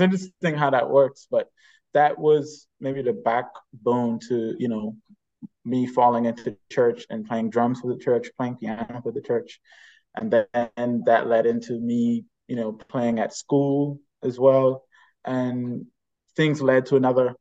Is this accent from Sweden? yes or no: no; Bahamas; born and raised in the Bahamas.